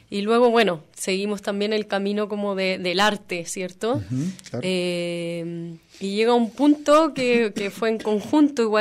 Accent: Santiago, Santiago Metropolitan Region, Chile; Eh, yo nací ahí, me crié ahí también. Sí. Más como, bueno, Santiago es grande, igual como Guadalajara, diría yo.

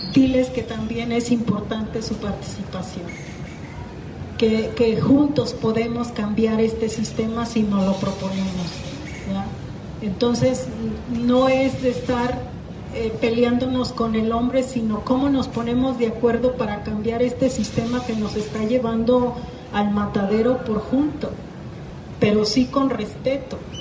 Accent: south of Jalisco, Mexico; de acá del sur de Jalisco, de donde yo soy.

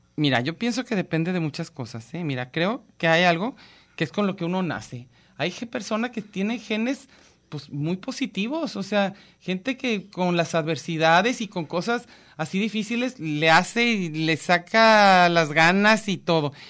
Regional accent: Mexico

